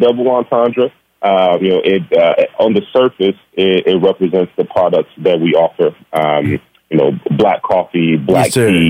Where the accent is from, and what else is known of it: Gary, Indiana, United States; born or raised there